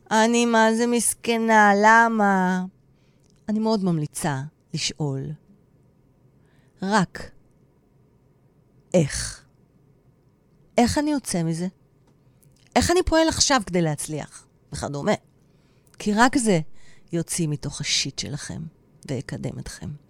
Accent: Tel Aviv, Tel Aviv District, Israel; אני גם אהיה כמו הנחמנית, כי אני דוסית בנשמה שלי. אבל אני הכי תל אביבית וחילונית.

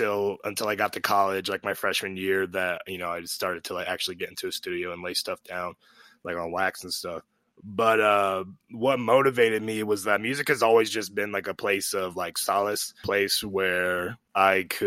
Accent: Ogden, Utah, United States; now in Salt Lake City, United States; I'm originally from, I grew up in Ogden, but I've since moved to Salt Lake, and now I'm based in Salt Lake

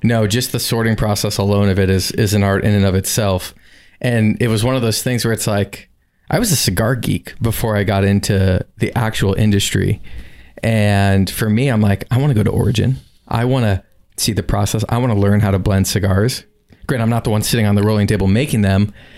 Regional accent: South Florida, United States; I'm born and raised in South Florida, but never really went all the way down to the Keys

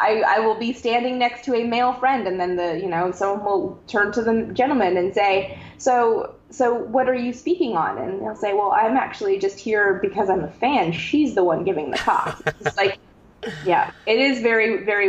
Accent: Canada; I'm from Canada, where there's no NASA

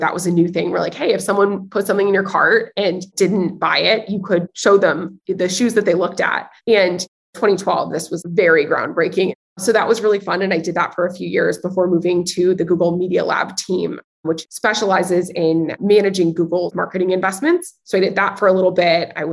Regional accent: Nashville, Tennessee, United States; I'm originally from Nashville, Tennessee, which is very much a hot commodity these days. But growing up in Nashville

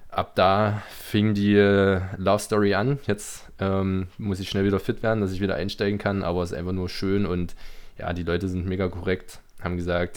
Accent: Germany; moved away as an adult; now in Birmingham, United Kingdom; wo kommst du her? Ich Deutschland

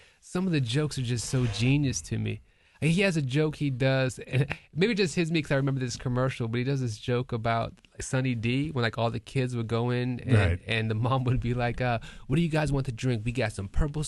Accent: Ohio, United States; also born or lived in Canton, Ohio; Moved to Canton, Ohio

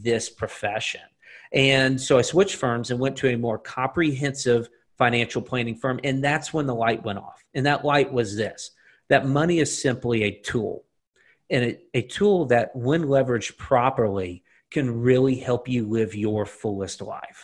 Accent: Lake Oconee area, Georgia, United States; born or raised there; also born or lived in Atlanta, Georgia

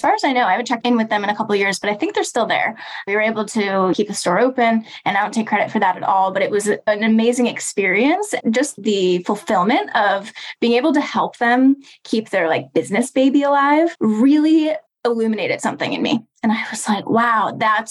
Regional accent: about 45 minutes outside of Chicago, suburbs of Illinois, United States; I was in my hometown in the suburbs of Illinois, about 45 minutes outside of Chicago

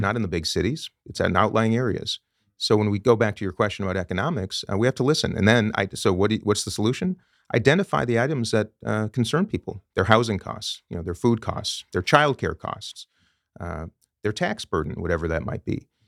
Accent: Minnesota, United States; also born or lived in Saint Paul, Minnesota; was raised in Minnesota, my home state

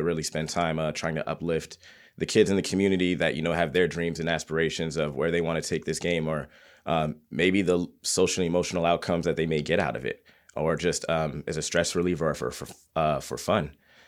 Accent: East Coast, United States; Yeah, well, you know, it's because I grew up on the East Coast, so you see it a lot.

